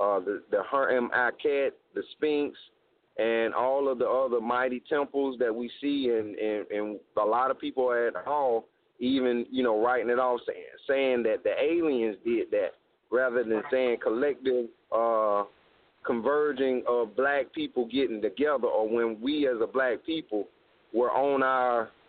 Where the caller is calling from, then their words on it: South Carolina, United States; I'm calling from South Carolina, and I'm part of the Hinesu Repat Nation family